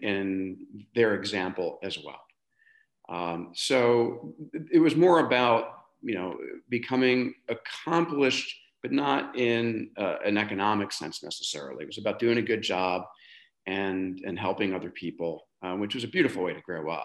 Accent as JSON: {"language": "English", "town": "Boston", "region": "Massachusetts", "country": "United States", "tie": "born or raised there", "said": "I grew up in the city in Boston, the youngest of six kids"}